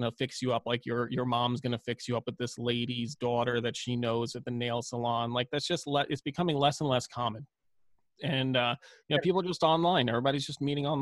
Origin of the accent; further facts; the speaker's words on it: New York City, New York, United States; growing up, I grew up in Brooklyn